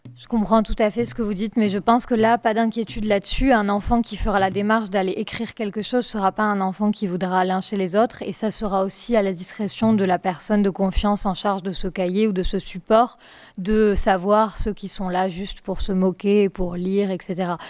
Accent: France; nous en tant que Français

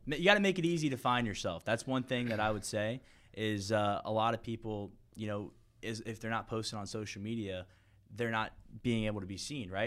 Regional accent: St. Petersburg, Florida, United States; I was born and raised in Saint Pete, Florida

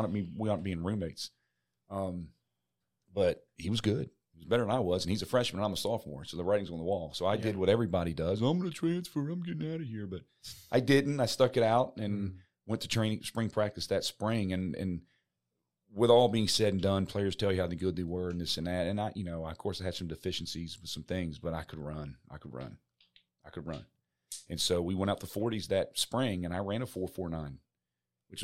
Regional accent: Maryland, United States; when we grew up in Maryland near the beaches in, okay, you know, Ocean City and in the Chesapeake Bay or whatever.

